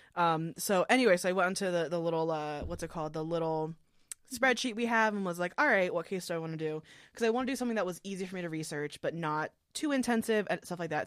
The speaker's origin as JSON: {"language": "English", "town": "Philadelphia", "region": "Pennsylvania", "country": "United States", "tie": "born or raised there", "said": "I grew up in the Philly area"}